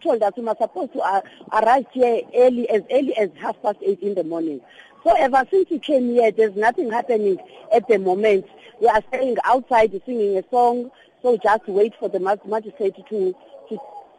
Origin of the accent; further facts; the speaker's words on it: East London, Eastern Cape, South Africa; moved away as an adult; now in Johannesburg, South Africa; Originally, I came from East London. I came here to Joburg just to work.